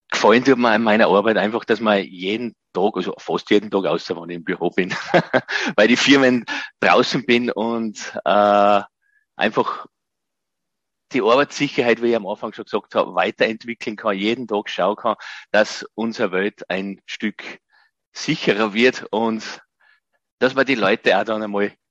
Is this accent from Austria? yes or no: yes; Gosau, Upper Austria, Austria; habe dann ein Nachbar von mir in meinem Heimatort Gosau im Salzkammergut hat ein Planungsbüro für Elektrotechnik und Brandschutz gehabt.